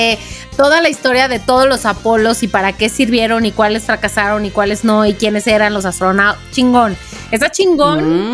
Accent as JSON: {"language": "Spanish", "country": "Mexico", "said": "soy de México"}